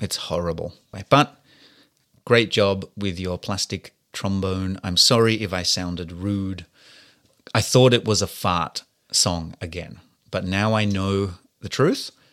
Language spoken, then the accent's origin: English; Australia; being an Australian like myself